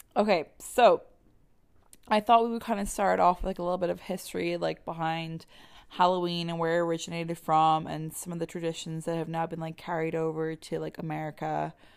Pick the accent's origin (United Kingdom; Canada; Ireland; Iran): Ireland; moved away; I'm from Ireland